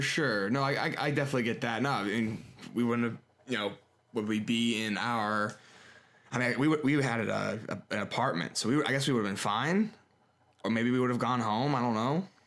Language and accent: English; Harrisburg, Pennsylvania, United States; also born or lived in Maryland; I've never seen my hometown, like, that desolate before